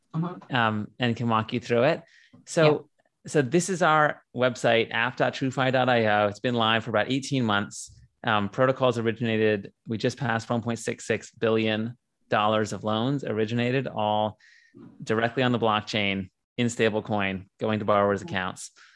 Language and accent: English; San Diego, California, United States; I'm from San Diego. I grew up here